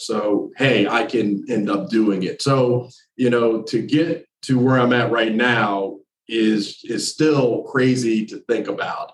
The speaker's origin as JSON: {"language": "English", "region": "New Jersey", "country": "United States", "also_born_or_lived": "North Carolina", "moved": "as an adult", "said": "I'm originally from New Jersey, but I did my undergrad and my grad work in North Carolina"}